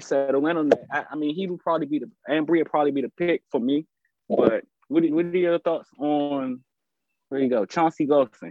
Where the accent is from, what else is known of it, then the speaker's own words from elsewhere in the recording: Washington, District of Columbia, United States; I'm from the Washington, D.C. area